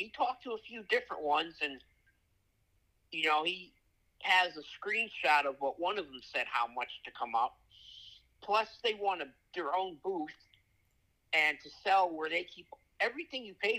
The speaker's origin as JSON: {"language": "English", "town": "Trumbull", "region": "Connecticut", "country": "United States", "tie": "born or raised there", "said": "I grew up in Trumbull, Connecticut."}